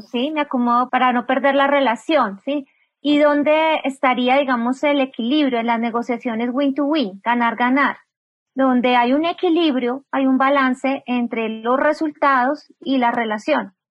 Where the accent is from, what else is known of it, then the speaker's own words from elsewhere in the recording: Bogotá, Colombia; yo soy una mujer colombiana, nací en la capital de Colombia, en Bogotá